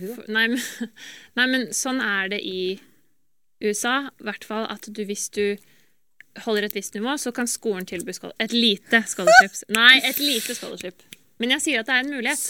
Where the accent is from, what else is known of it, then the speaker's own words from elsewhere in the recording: Norway; moved away as an adult; also born or lived in United States; jeg er jo norsk